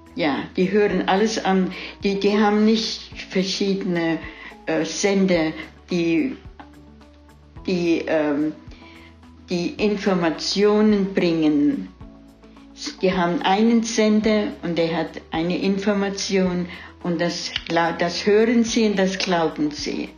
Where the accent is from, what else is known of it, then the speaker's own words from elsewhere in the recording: Weilerbach, Rhineland-Palatinate, Germany; moved away as an adult; now in Alpharetta, United States; Ich bin geboren in Weiderbach bei Kaiserslautern.